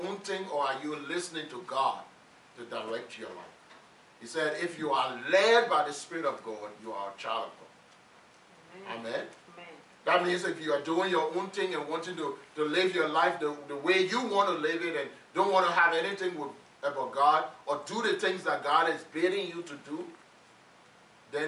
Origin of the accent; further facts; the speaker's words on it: Liberia; When we were growing up in Liberia